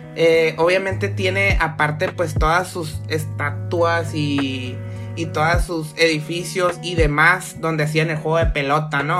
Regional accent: Mexico

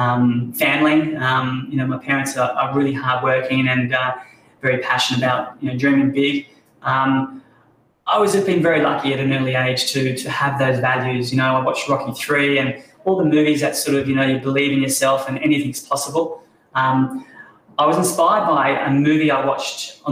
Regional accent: Sunshine Coast, Queensland, Australia; growing up on the Sunshine Coast

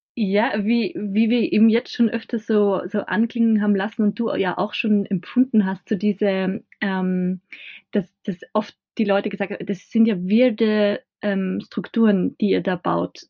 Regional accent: Bad Hall, Upper Austria, Austria; born or raised there

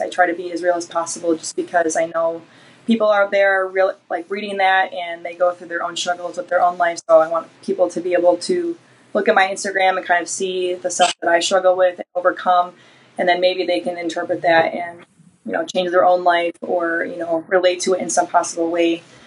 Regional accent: Detroit, Michigan, United States; I'm from the Detroit area

